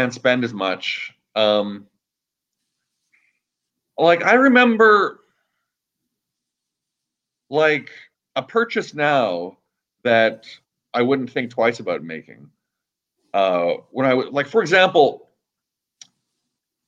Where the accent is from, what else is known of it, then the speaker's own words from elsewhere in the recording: Canada; now in Los Angeles, United States; I'm originally from Canada, and I'm happily living in Los Angeles right now